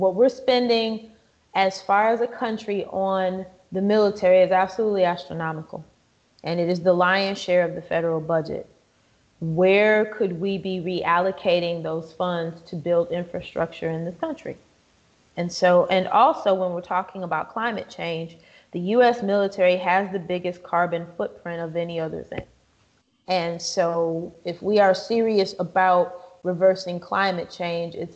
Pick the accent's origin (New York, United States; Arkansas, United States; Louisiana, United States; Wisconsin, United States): Wisconsin, United States; My home state of Wisconsin